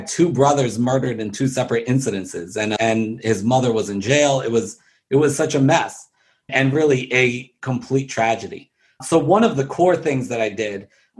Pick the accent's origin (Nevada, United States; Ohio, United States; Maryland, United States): Maryland, United States; Baltimore; born and raised in Baltimore City